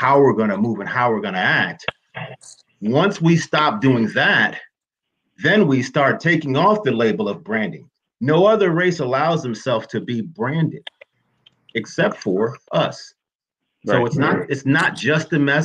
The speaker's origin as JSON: {"language": "English", "country": "United States", "said": "I'm American"}